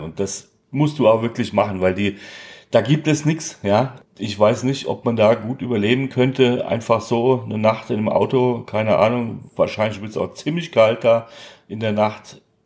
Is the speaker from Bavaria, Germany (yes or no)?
no; Darmstadt, Hesse, Germany; von meiner Heimatstadt ist, nämlich von Darmstadt